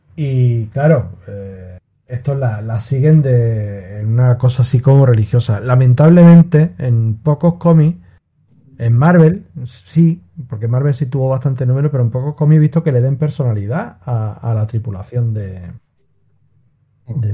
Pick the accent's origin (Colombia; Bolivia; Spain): Spain; yo soy español